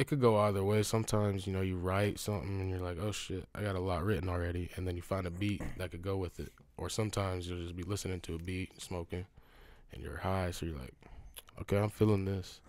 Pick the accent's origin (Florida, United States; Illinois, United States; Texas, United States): Texas, United States; Houston; moved away; also born or lived in Emporia, Kansas; I'm born in Emporia, Kansas, but I grew up in Texas